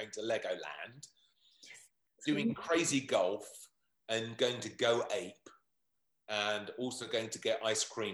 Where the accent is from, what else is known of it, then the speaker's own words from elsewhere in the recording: United Kingdom; we're British